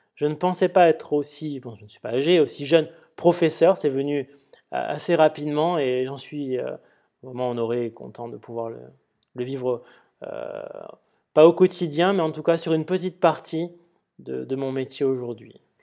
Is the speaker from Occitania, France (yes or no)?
yes; Perpignan, Occitania, France; J'ai grandi en partie, euh, je suis originaire de Perpignan, et donc j'ai passé une partie de mon enfance à arpenter ces rues.